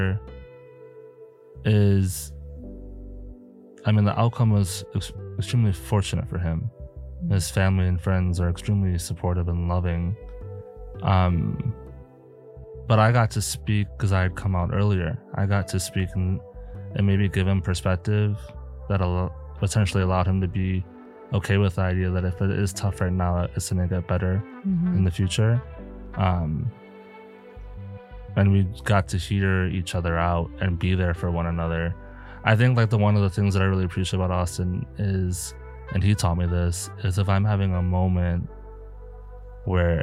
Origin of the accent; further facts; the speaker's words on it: South Africa; now in Milwaukee, United States; I am from South Africa. And whenever I'm talking to my family or friends, my accent switches.